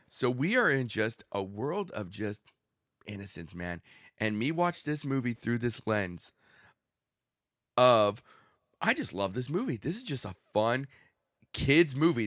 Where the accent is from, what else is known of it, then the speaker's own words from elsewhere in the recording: Southern California, United States; I grew up in Southern California